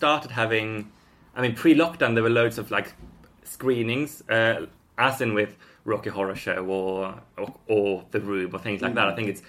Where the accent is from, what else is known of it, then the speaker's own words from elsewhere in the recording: Sweden; now in Highgate, United Kingdom; I'm from Sweden.